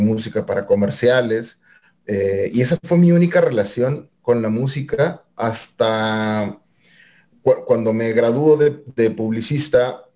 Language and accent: Spanish; Monterrey, Nuevo León, Mexico; rayados del Monterrey de donde soy acá originario